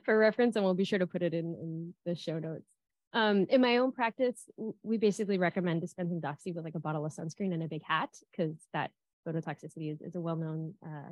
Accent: South Florida, United States; I'm from South Florida

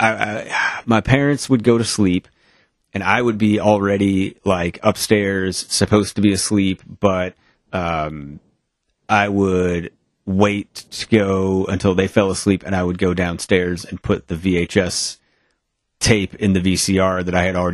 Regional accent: Maine, United States; I am from somewhere in Maine

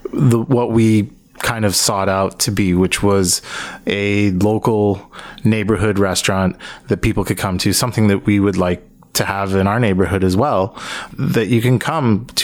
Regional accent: United States; also born or lived in Montreal, Canada / Colorado, United States / Portland, United States; now in Toronto, Canada; A long path of moving around. I grew up actually in the States. I lived in the U.S. for most of my life.

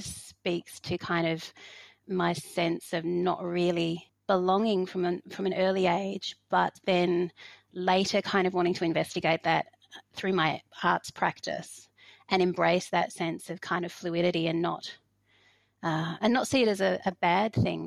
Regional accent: Hobart, Tasmania, Australia; also born or lived in Fiji / Sydney; now in Victoria, Australia; I am based in Wurundjeri and Boonwurrung country in Victoria, but I grew up in Lutruwita in Nipaluna.

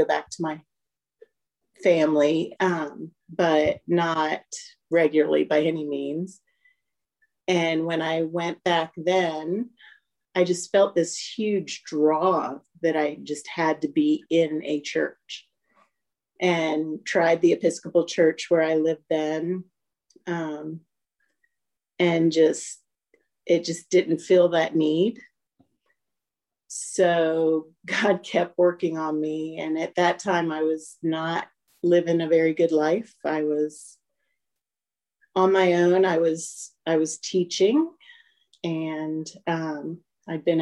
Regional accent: Maryland, United States; now in Newnan, United States; I grew up in Maryland, just outside of DC

